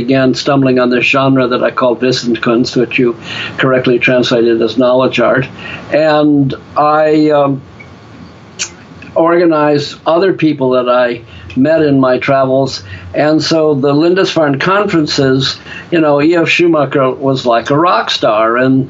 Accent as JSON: {"language": "English", "country": "Ireland", "said": "I found, just because I'm an Irishman with the gift of gab, that I could turn being an intellectual into what I call a stand-up intellectual."}